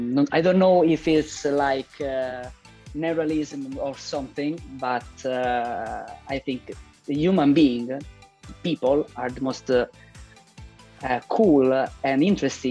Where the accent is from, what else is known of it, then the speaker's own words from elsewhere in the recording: Rome, Lazio, Italy; English is a second language; I'm an Italian filmmaker. I was born in Rome